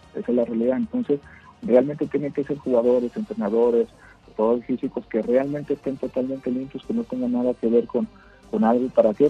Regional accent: Mexico; nuestro país es muy grande y somos muchísimos mexicanos

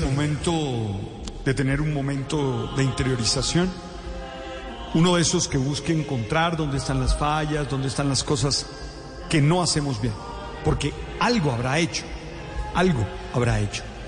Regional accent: Caribbean Region, Colombia; yo que nací en el Caribe

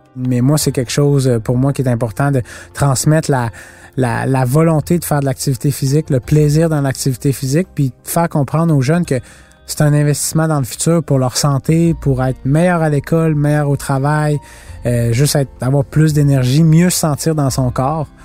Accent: Canada; on vient du Canada

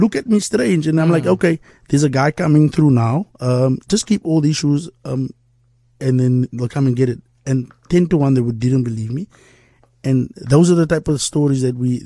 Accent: Cape Town, Western Cape, South Africa; I'm still there. I haven't left the hood. I'm still in the hood

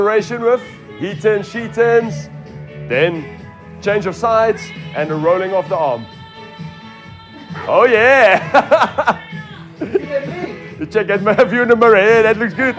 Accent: Jan Kempdorp, Northern Cape, South Africa; I grew up in Jankemdorp, Platteland

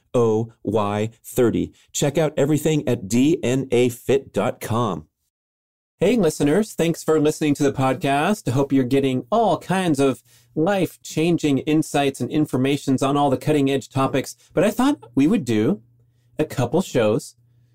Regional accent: Los Angeles, California, United States; my hometown in Los Angeles

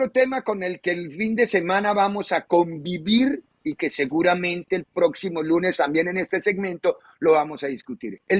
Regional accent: Mexico; Creo que como mexicano creo que es importante que un mexicano tenga la selección que se identifique, que pelee por los colores bien

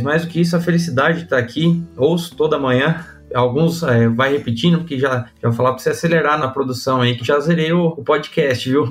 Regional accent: Porto Feliz, São Paulo, Brazil; accent: caipirês; moved away as an adult; also born or lived in Botucatu, Brazil; now in Rio Verde, Brazil; vim lá de, de Porto Feliz, que é interior de São Paulo. Minha família é toda da roça, veio do campo, né? Então, sempre convivi. Eu fui criado pelos meus avós

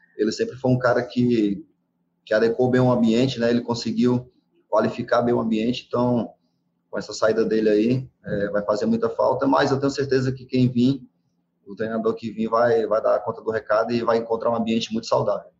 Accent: Fortaleza, Ceará, Brazil; moved away; eu fui para Fortaleza, na minha cidade natal

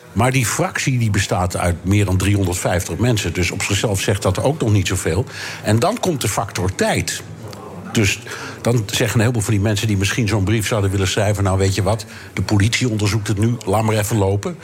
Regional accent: Amsterdam, North Holland, Netherlands; also born or lived in New York; En ik ben een ras-echte Amsterdammer. Ik ben hier geboren en getogen.

